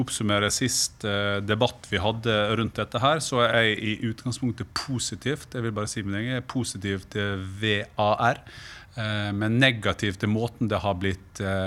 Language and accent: Norwegian; Sunnmøre, Møre og Romsdal, Norway; Jeg kommer jo fra Sunnmøre